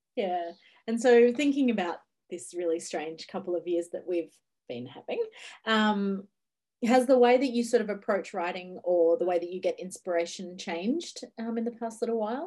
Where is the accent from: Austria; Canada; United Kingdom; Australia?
Australia; Ocean Grove, Victoria; Ocean Grove, which is actually my hometown bookshop